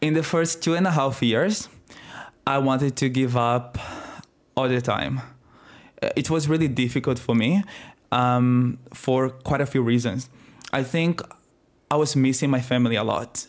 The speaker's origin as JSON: {"language": "English", "region": "Northeast Region", "country": "Brazil", "also_born_or_lived": "Adelaide, Australia", "accent": "Brazilian", "moved": "as an adult", "lives_now": "Australia", "said": "I am Brazilian. I am twenty-seven years old. I am from the northeast of Brazil"}